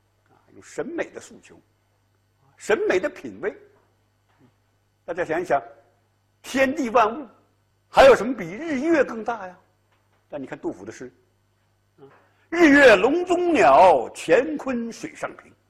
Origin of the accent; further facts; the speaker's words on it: China; 我们中国人特别善于这一套，悠悠无尽的历史烟云，血雨腥风的政治事件，啊，都能被我们中国人呐用时光之水洗净它的血污